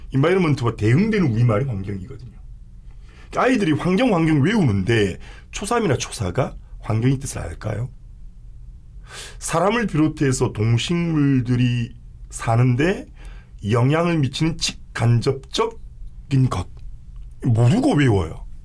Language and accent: Korean; Gyeongsang, South Korea; accent: Gyeongsang; also born or lived in Busan; 제 발음이 좀 경상도